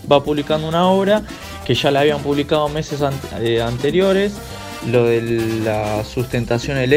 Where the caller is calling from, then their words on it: Ciudadela, Buenos Aires Province, Argentina; Hola amigos, ¿cómo andan? ¿Todo bien? Bueno … de Ciudadela